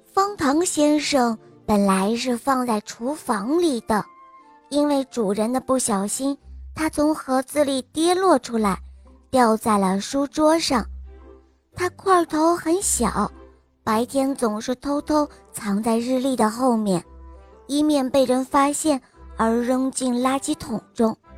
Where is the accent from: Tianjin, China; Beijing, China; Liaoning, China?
Liaoning, China; Shenyang; 我来自沈阳，我今年五岁了。